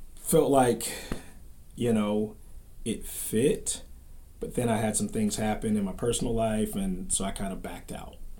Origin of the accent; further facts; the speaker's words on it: Dayton, Ohio, United States; moved away as an adult; I come to you from Dayton, Ohio